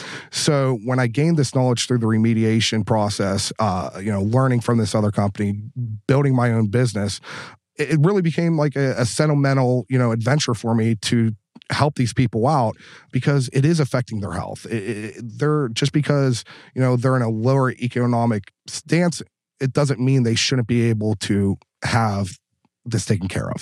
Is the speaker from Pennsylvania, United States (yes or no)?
yes; Pittsburgh, Pennsylvania, United States; I grew up dirt poor. I grew up on Pittsburgh's north side. I grew up with nothing.